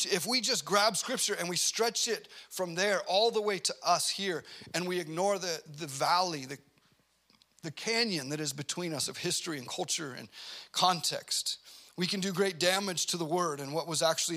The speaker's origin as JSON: {"language": "English", "country": "United States", "said": "we grew up in America"}